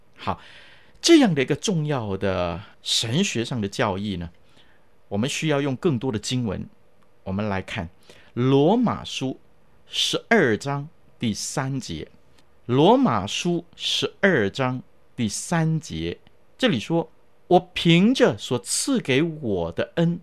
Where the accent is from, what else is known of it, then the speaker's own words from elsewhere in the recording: China; 我们中国人的思想